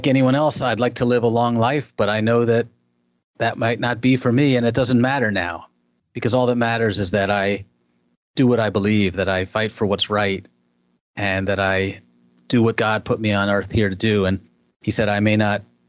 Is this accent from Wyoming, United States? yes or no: no; Chicago, Illinois, United States; Chicago, my hometown